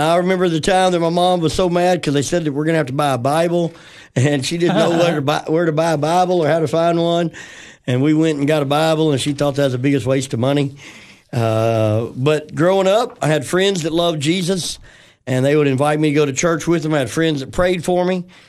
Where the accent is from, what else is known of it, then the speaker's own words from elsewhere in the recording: Memphis, Tennessee, United States; I grew up in Tennessee, West Tennessee.